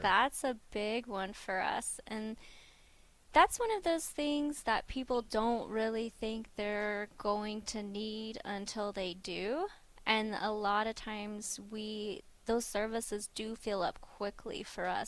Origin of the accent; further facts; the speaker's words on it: Durant, Oklahoma, United States; moved away; I'm from Durant, Oklahoma, so we normally bop into Durant and visit family